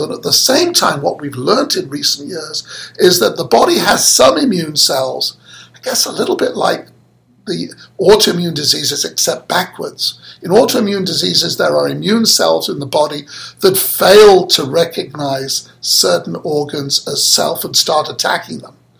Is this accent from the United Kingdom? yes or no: yes; Manchester, North West England, United Kingdom; moved away; I was born and brought up in Manchester, that's in the north of England.